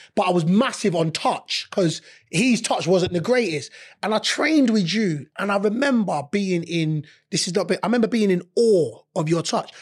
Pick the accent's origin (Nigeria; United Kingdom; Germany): United Kingdom; London; I'm eighteen, born and raised in London